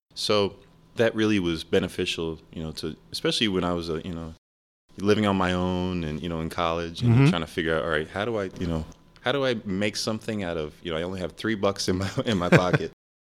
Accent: Rochester, New York, United States; born there; also born or lived in Ohio / Argentina; So we moved around a lot. I was born in Rochester, New York. Went to school in Ohio.

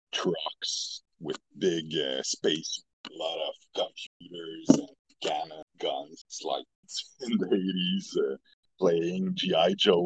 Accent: Montreal, Quebec, Canada; I'm from Montreal, Quebec, Canada.

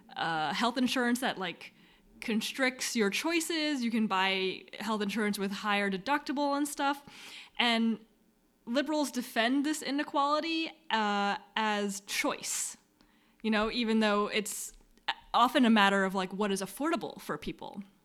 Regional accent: United States; as an American

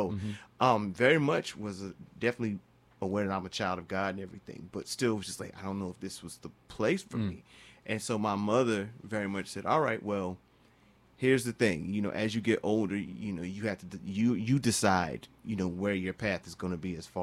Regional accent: Charlotte, North Carolina, United States; I'm born and raised in Charlotte, North Carolina

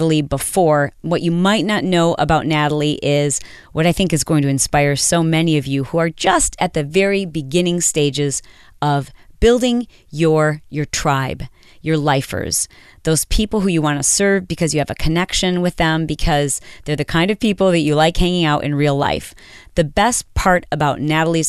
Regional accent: Michigan, United States; now in Southern California, United States; I'm from Michigan

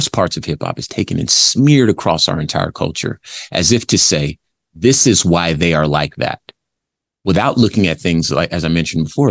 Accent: Compton, California, United States; I'm from Compton, California. Remember that? I was born in 82. So I came from the worst of it.

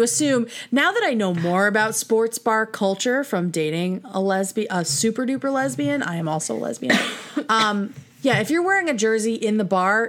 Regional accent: Connecticut, United States; I'm from Connecticut.

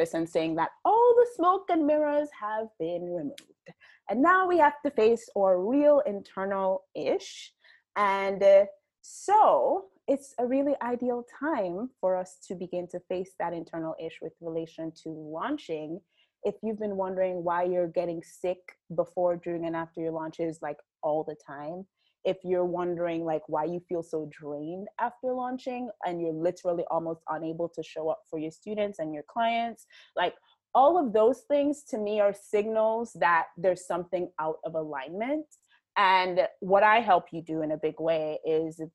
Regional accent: Jamaica; I am Jamaican. I live and work in Jamaica

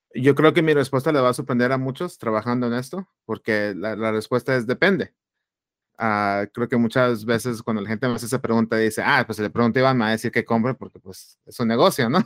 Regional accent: Phoenix, Arizona, United States; also born or lived in Chihuahua, Mexico; soy originario de Chihuahua, México. Ah, me vine a Estados Unidos de, niño ah, y del área de Phoenix, Arizona. Aquí crecí, aquí estudié

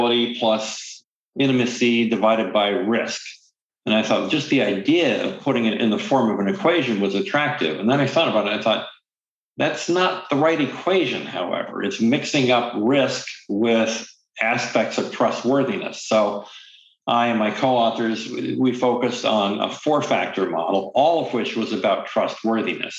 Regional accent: Midwest, United States; moved away as an adult; also born or lived in New York City; I'm an American. I grew up in the Midwest.

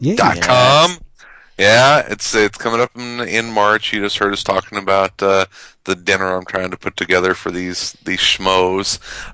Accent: Chicago, Illinois, United States; So come on out to my friendly Windy City

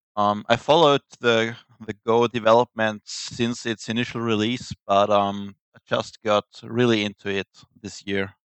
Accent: Austria; I'm from Austria

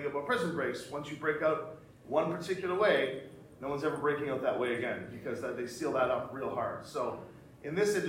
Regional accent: Canada; we're Canadian

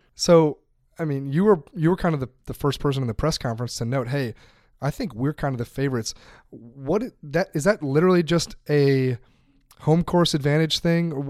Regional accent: United States; I'm speaking as American here

